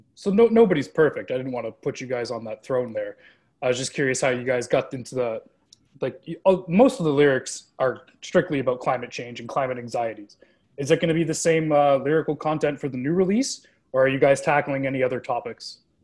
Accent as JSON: {"language": "English", "country": "Canada", "said": "we're Canadian"}